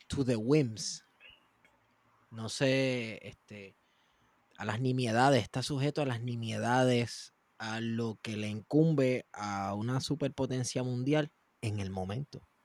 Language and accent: Spanish; Puerto Rico; como puertorriqueños y puertorriqueñas